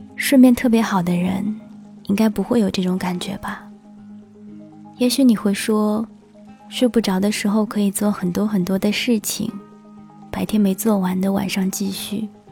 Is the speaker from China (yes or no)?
yes; China; 我们中国人呢？说汉语的